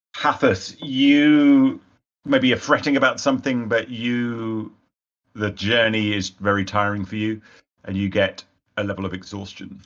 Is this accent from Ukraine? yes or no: no; United Kingdom; being British